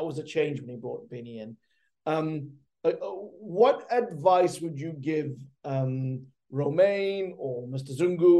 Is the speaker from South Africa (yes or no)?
yes; Durban, KwaZulu-Natal, South Africa; Durban, my hometown.